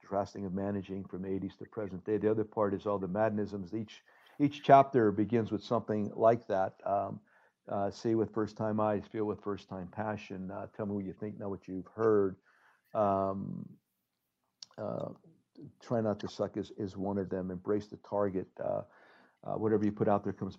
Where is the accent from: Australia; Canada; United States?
United States; Hazleton, Pennsylvania; now in Chicago, United States; Back in Hazleton, we have our own building, the Hazleton Community Center.